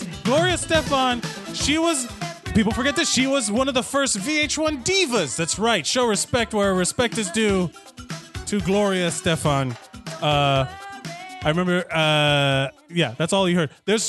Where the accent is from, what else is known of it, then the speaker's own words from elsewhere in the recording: Miami, Florida, United States; moved away; I want to talk about my hometown. So we're going to talk about literally everything Miami.